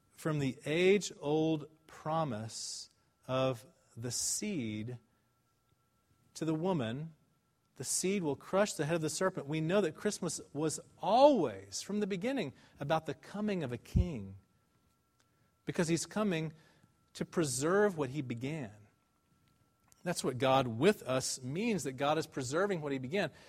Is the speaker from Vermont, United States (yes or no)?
no; Dallas, Texas, United States; I'm from Dallas. I went to Highland Park High School